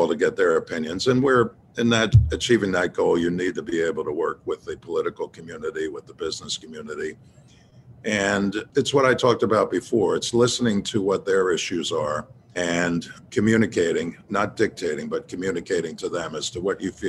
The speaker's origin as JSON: {"language": "English", "town": "Philadelphia", "region": "Pennsylvania", "country": "United States", "tie": "born or raised there", "said": "I was born in South Philadelphia, raised in North Philadelphia in the Broad and Olney neighborhood."}